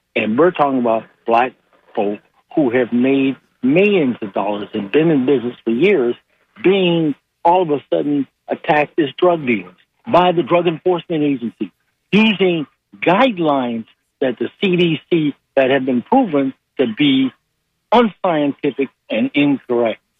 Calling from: Tampa, Florida, United States; I'm calling from uh, from uh, the Tampa

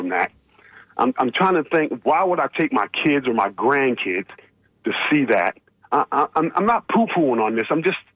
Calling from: Tampa, Florida, United States; I'm calling from Tampa

